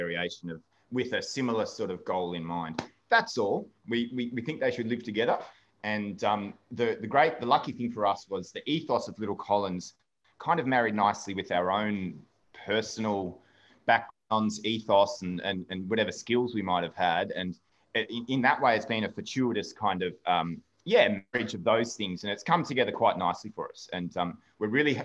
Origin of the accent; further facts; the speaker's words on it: Melbourne, Victoria, Australia; moved away as an adult; now in Ireland; I'm from Melbourne myself.